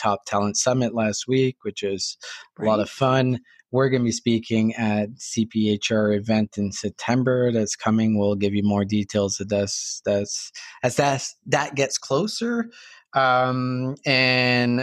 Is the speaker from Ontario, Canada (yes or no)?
no; New Brunswick, Canada; I'm from New Brunswick. I'm giving my home province a hard time